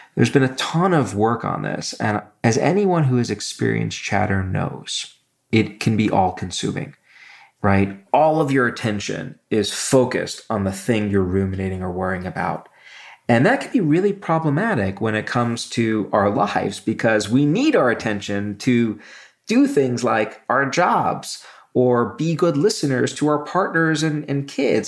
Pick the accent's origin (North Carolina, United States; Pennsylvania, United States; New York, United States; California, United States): New York, United States; New York City; moved away; also born or lived in Michigan; where I grew up in Brooklyn